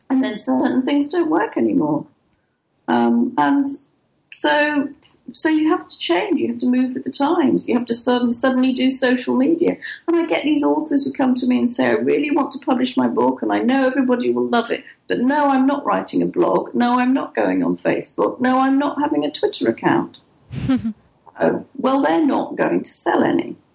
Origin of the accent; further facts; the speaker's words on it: England, United Kingdom; moved away as an adult; also born or lived in Dubai / Oman / Norway / Netherlands; now in Malaysia; I'm English and I have an English bank mm-hmm. account